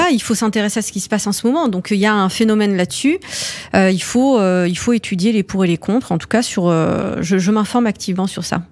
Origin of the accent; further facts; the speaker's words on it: France; mes parents ils sont arrivés dans les années 70. Euh, C'était la vague d'immigration euh, marocaine euh, et euh, pour le coup, je suis née en France